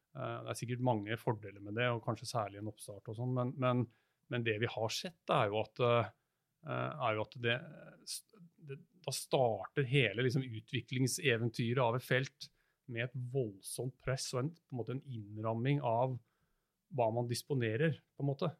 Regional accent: Norway; vi er nordmenn

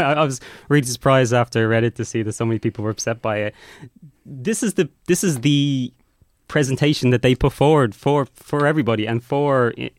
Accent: Ireland; as an Irish person.

